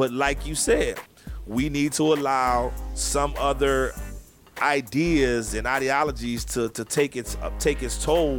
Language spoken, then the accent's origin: English; France; Why do I have to dismiss it and I only can say that I'm from France, because I'm not just from France?